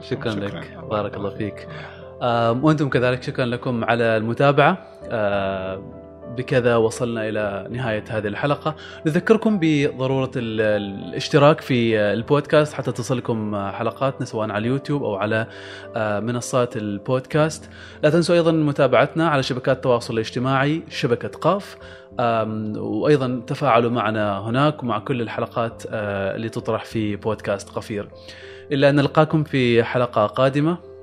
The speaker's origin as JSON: {"language": "Arabic", "country": "Oman", "said": "عندنا في عمان"}